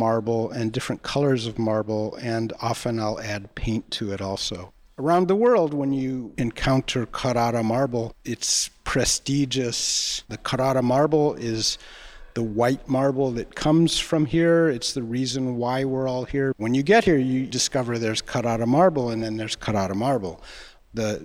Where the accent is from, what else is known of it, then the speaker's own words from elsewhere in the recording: Los Angeles, California, United States; moved away as an adult; also born or lived in Chicago / Santa Cruz; now in Pietrasanta, Italy; I grew up in Los Angeles